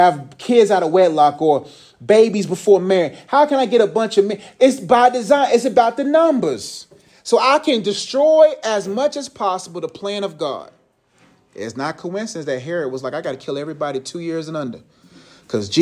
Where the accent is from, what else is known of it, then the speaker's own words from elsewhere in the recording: Nigeria; now in United States; I'm Nigerian